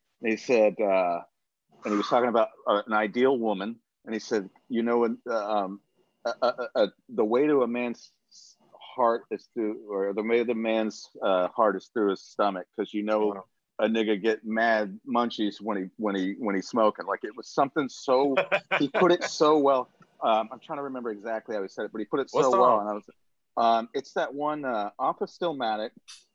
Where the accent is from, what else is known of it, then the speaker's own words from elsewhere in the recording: West Coast, United States; I grew up on the West Coast